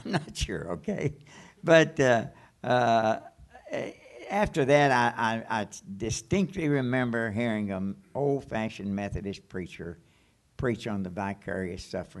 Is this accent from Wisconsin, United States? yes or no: no; Mannington, Kentucky, United States; also born or lived in Nortonville, Kentucky; in the town I was raised in, I was born in Nortonville, Kentucky. It's a big city of about 800 people, okay? And then I moved to a smaller town, Mannington, okay? And went to a two-room school.